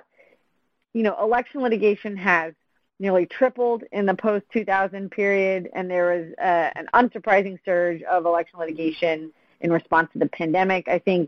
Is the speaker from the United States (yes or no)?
yes; Pennsylvania, United States; I think my home state of Pennsylvania has that rule, if I remember correctly.